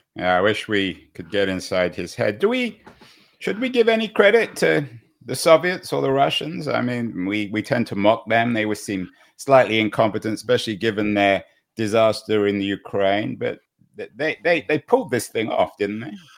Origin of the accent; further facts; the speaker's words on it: England, United Kingdom; now in San Francisco, United States; I'm English